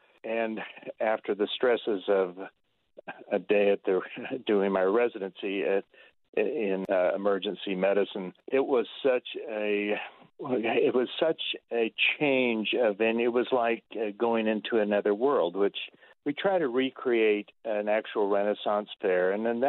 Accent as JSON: {"language": "English", "region": "Utah", "country": "United States", "said": "wouldn't it be great to recreate this in my home state of Utah?"}